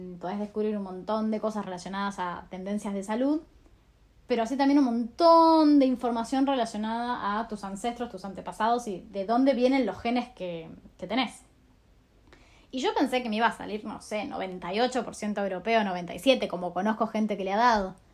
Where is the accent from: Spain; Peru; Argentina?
Argentina; en países como Argentina, de donde yo soy